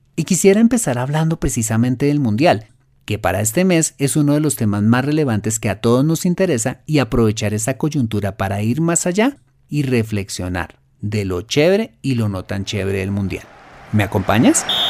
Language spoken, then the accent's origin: Spanish; Colombia